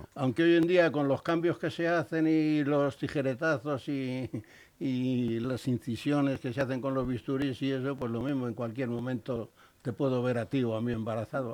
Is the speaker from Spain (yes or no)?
yes; Spain; soy un español